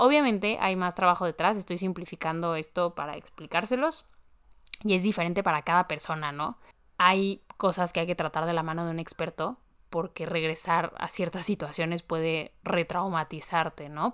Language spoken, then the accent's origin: Spanish; Mexico; en mi país, en México